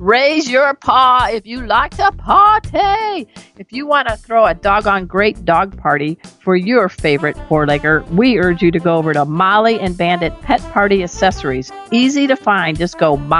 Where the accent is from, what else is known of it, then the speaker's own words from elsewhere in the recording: Chicago, Illinois, United States; moved away; We're both from the Windy City area, Chicago